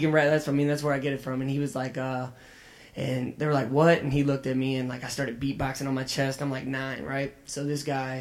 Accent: Florissant, Missouri, United States; also born or lived in Los Angeles; I am from North County. I grew up in Pleasant Hollow, right down the street, Hazelwood, Florissant area

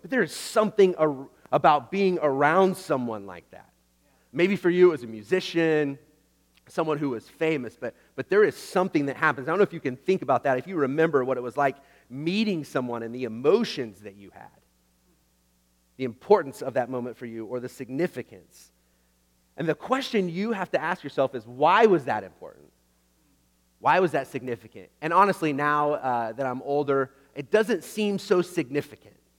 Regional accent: Oklahoma, United States; I grew up in Oklahoma

